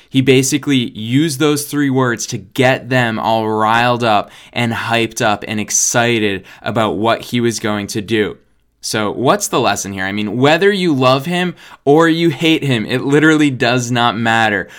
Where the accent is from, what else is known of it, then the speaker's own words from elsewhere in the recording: United States; being an American living here in the United States